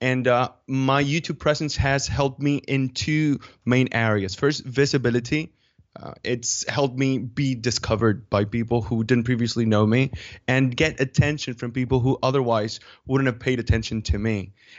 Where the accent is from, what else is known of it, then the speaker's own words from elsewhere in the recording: Dominican Republic; English is a second language; now in Mallorca, Spain; I'm from Dominican Republic, but I live in Mallorca, which is an island in the Mediterranean Sea. It's a Spanish island. And, well, I've been living here for a few years now.